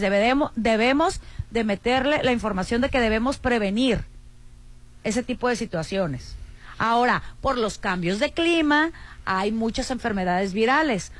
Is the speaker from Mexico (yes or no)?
yes; Mexico; como somos los mexicanos